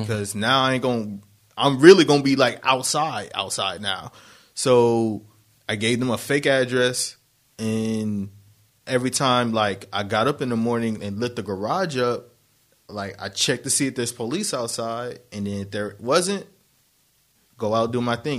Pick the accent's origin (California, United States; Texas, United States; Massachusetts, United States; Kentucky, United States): California, United States; Harbor City; I was born in Harbor City